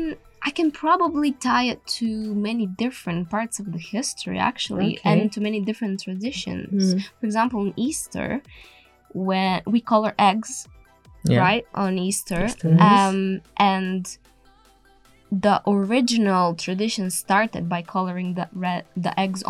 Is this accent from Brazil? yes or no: no; Bulgaria; now in United Kingdom; I'm from Bulgaria.